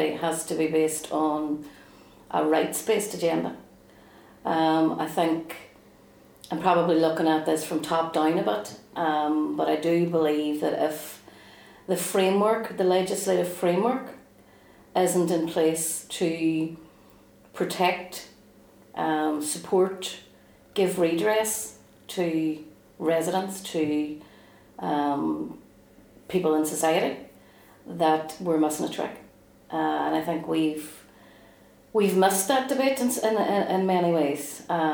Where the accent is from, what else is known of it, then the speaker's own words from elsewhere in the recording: Derry, Northern Ireland, United Kingdom; as a Republican growing up in the Bogside